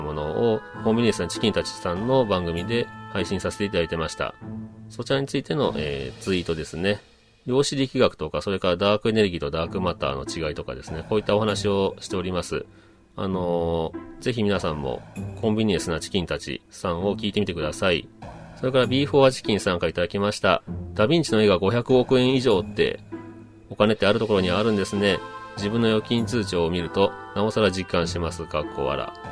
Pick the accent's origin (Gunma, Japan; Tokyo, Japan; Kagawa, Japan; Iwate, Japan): Kagawa, Japan; 香川県出身ということで